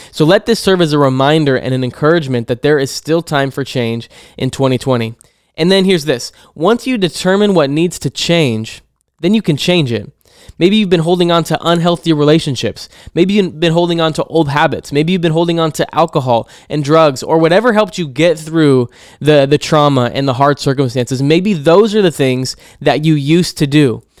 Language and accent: English; Hermiston, Oregon, United States; here in my hometown of Hermiston